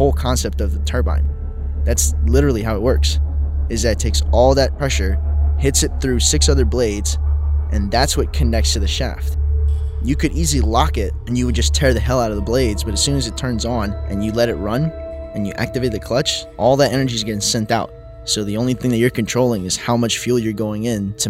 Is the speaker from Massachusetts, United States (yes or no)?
no; New Orleans, Louisiana, United States; I'm from New Orleans